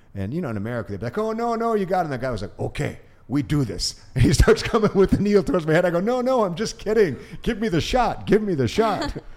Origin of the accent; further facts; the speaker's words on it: Orange County, California, United States; also born or lived in Japan / Santa Ana, California / Hollywood, California / San Jose, California; Even though I was half Asian, I grew up in Orange County, an all white area